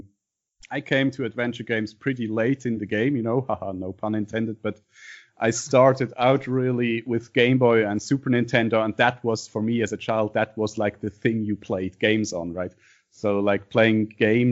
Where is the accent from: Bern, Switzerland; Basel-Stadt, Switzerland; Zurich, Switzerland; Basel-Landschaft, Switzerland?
Basel-Stadt, Switzerland; Basel; English is a second language; I'm from Basel, Switzerland.